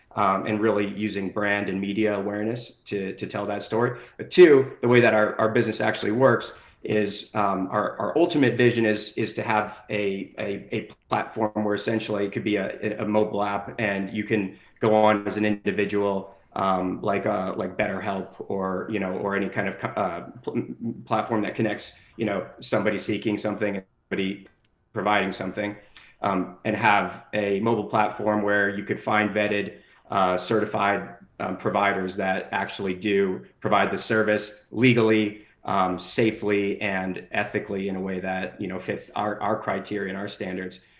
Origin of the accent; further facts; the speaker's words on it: Denver, Colorado, United States; moved away as an adult; also born or lived in New Jersey; now in Las Vegas, United States; I grew up in Denver, so I had a lot of family out west, and now I live in Las Vegas, Nevada.